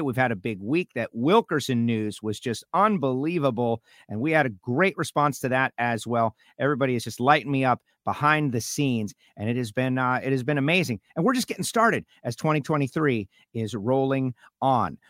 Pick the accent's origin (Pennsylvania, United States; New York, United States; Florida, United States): Florida, United States; born or raised there